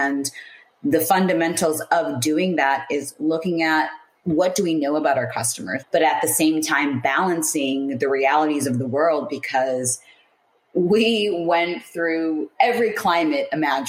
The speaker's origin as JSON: {"language": "English", "town": "San Francisco", "region": "California", "country": "United States", "also_born_or_lived": "Seattle, Washington / Paris, France", "lives_now": "Sydney, Australia", "said": "So I'm in Australia, but originally from San Francisco, California. So everyone back home, I do miss seeing in person. I've lived in Seattle, Washington, Paris, France, Sydney, Australia"}